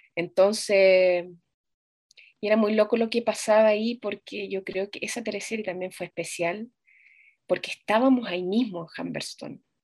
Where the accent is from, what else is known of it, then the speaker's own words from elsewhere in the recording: Chile; moved away as an adult; now in Germany; yo me fui, me fui de Chile por, por razones, mm, como personales, porque, bueno, me enamoré y me fui, me fui a Alemania